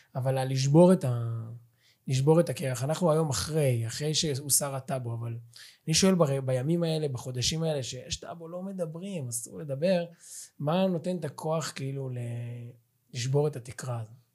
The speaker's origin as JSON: {"language": "Hebrew", "town": "Ra'anana", "region": "Central District", "country": "Israel", "tie": "born or raised there", "moved": "yes", "said": "אני במקור מרעננה"}